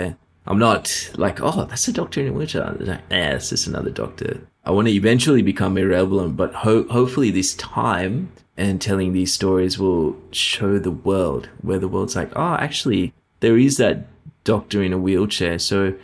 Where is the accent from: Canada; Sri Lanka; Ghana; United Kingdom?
Sri Lanka; now in Queensland, Australia; I come from Sri Lanka and I remember the kids that I went to school